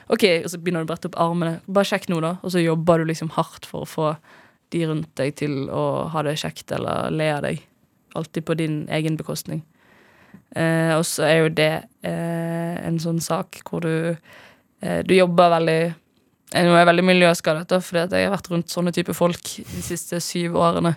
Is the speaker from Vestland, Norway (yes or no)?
yes; Bergen, Vestland, Norway; moved away; hjemme i Bergen, da jeg bodde der.